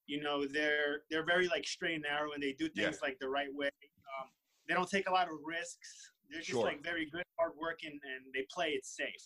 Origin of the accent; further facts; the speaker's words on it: New York City, New York, United States; also born or lived in Russia; I say I'm from Brooklyn because that's where I grew up, and that's where my memories are